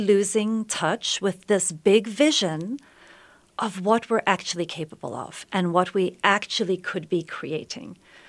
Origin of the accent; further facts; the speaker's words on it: South Africa; so yes, I was born in South Africa many, many years ago. I'm a white South African.